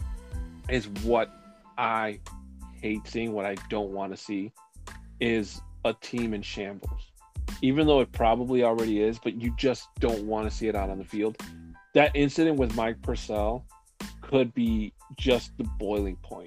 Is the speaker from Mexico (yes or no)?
yes; Mexico City, Mexico; moved away; my hometown of Mexico City